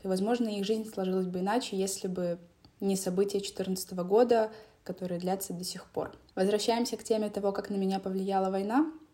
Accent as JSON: {"language": "Russian", "town": "Donetsk", "region": "Donetsk Oblast", "country": "Ukraine", "tie": "born or raised there", "moved": "as an adult", "said": "я родилась в Донецке и жила там до 2019 года."}